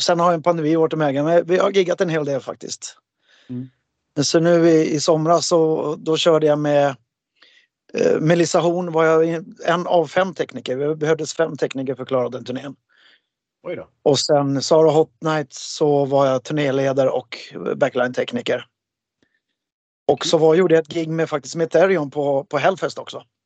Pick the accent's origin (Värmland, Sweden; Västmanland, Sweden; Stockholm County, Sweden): Stockholm County, Sweden; Märsta; en rockbandstävling som jag hade i Märsta, där jag kommer ifrån